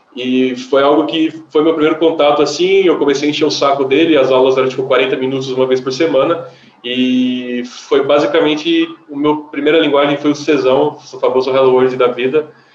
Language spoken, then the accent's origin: Portuguese; Batatais, São Paulo, Brazil; moved away; Vim do interior, do interior de São Paulo, e uma curiosidade que como eu vim do interior do interior, lá só tinha PC da Positivo